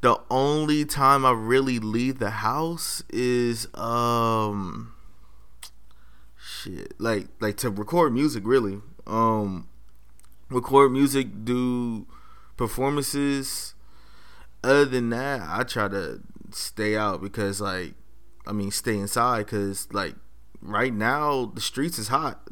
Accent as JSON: {"language": "English", "town": "Los Angeles", "region": "California", "country": "United States", "tie": "born or raised there", "lives_now": "Monterey County, United States", "said": "I'm from Los Angeles. Um, went to school in South Central on the corner of Crenshaw and Slauson"}